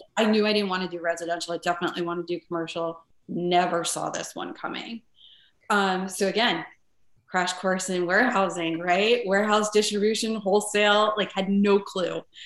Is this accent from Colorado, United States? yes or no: no; northern New Jersey, United States; moved away as an adult; also born or lived in Connecticut; now in Chicago, United States; the town I grew up in was very small.